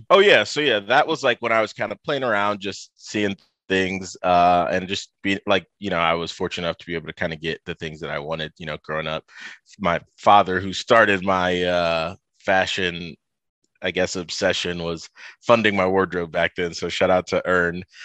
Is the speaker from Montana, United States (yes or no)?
no; Toledo, Ohio, United States; I, uh, grew up in the Midwest. I'm from, uh, Toledo, Ohio